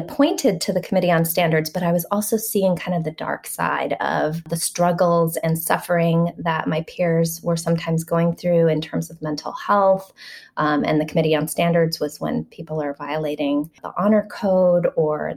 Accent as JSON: {"language": "English", "region": "Hawaii", "country": "United States", "moved": "as an adult", "said": "So I would go home in December. And when I would come back in January, I was coming from Hawaii"}